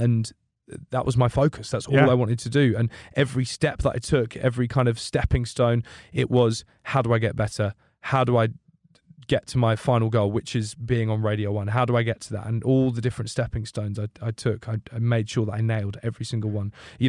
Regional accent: United Kingdom; accent: British; The unreliable Brit.

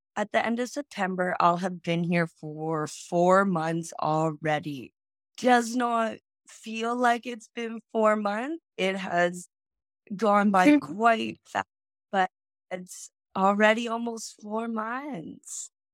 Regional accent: Saskatoon, Saskatchewan, Canada; first language English; moved away as an adult; now in Australia; I'm actually from Saskatoon, Saskatchewan

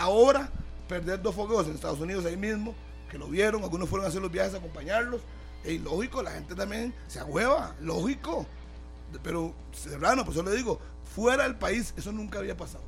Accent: Costa Rica; todos somos costarricenses

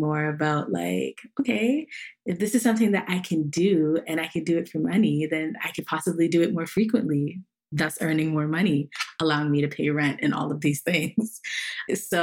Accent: Toronto, Ontario, Canada; growing up in Toronto, there was like not a day that went by where I wasn't engaging in some capacity with Jamaica

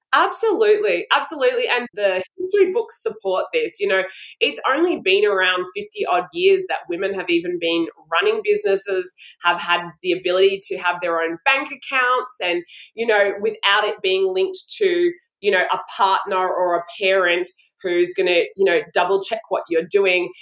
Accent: Brisbane, Queensland, Australia; I'm from Brisbane, Australia

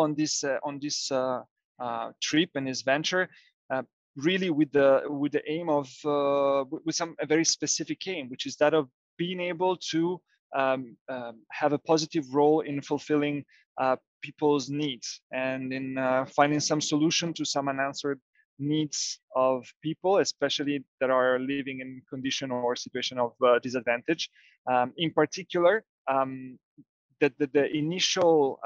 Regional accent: Genoa, Liguria, Italy; now in Massa Lombarda, Italy; I was born and raised here in Italy, somewhere else in Genova.

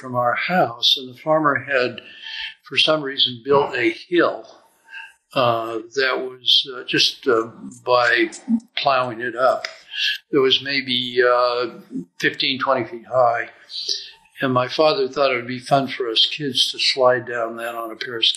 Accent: Salt Lake City, Utah, United States; I was born in Salt Lake City, Utah

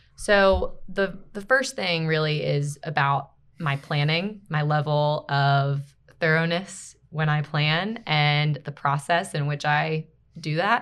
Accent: Baltimore, Maryland, United States; moved away as an adult; also born or lived in Greenville, South Carolina; I'm from Baltimore, Maryland originally

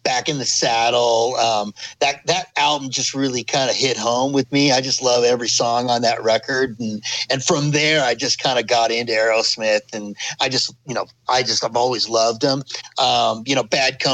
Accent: Los Angeles, California, United States; moved away as an adult; now in Colorado, United States; I grew up in Los Angeles and started playing the Sunset Strip when I was 19 years old

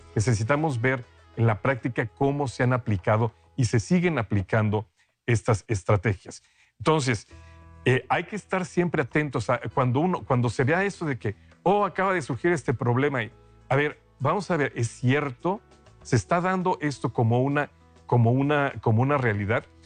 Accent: Mexico; moved away; Yo soy de México, hace mucho que no vivo allá

